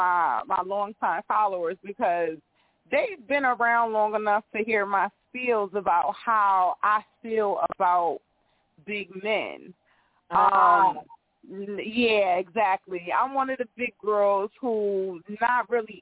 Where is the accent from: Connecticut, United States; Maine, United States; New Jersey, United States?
Connecticut, United States; Bridgeport; now in North Carolina, United States; Everybody think I'm from New York when they hear me talk, but I'm originally from Bridgeport, Connecticut.